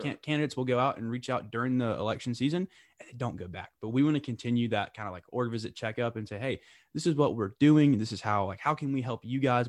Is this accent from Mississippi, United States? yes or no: no; Lake Wylie, South Carolina, United States; Lake Wiley, South Carolina, originally.